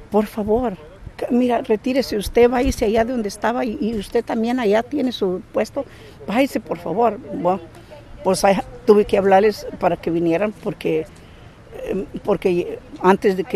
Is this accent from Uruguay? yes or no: no; United States; Sí, no, soy eh, eh, americana con descendencia mexicana.